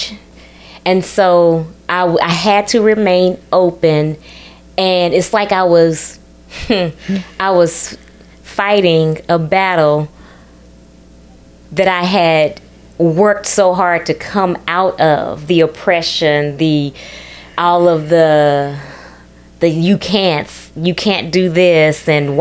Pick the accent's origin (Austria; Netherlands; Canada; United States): United States; Texas; also born or lived in Ethiopia; I'm from that on an ancestral level, but I did grow up in Texas too.